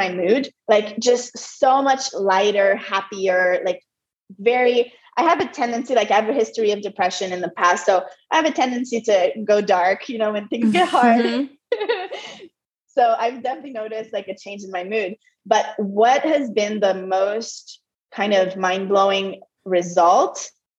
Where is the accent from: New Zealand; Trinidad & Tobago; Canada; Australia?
Canada; Montreal, Quebec; first language French; English is a second language; moved away as an adult; also born or lived in Europe / United States; now in Costa Rica; I'm originally from Montreal and I'm a French Canadian. So English is my second language. French is my first language